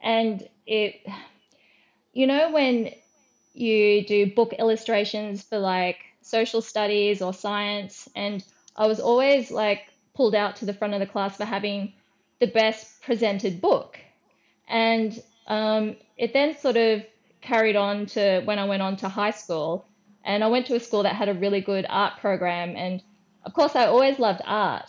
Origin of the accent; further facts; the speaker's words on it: Brisbane, Queensland, Australia; I'm from Brisbane in Queensland